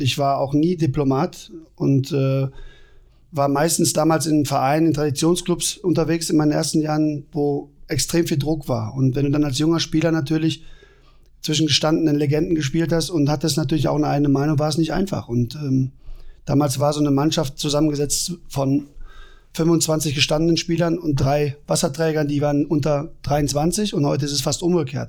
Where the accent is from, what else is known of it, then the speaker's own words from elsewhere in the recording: West Germany, Germany; now in Leipzig, Germany; im Westen bei uns, äh, wo ich herkomme